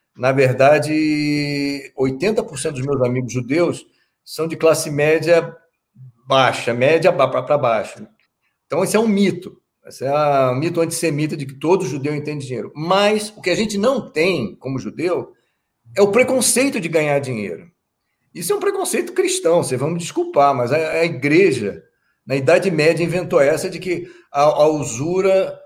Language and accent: Portuguese; Brazil; eu, como brasileiro